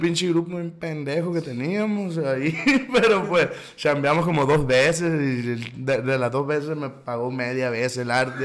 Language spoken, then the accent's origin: Spanish; Caborca, Sonora, Mexico; Aquí nací en Caborca, aquí sigo